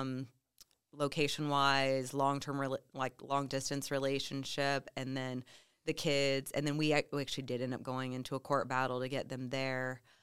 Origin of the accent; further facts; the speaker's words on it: Midwest, United States; moved away; I was raised in the Midwest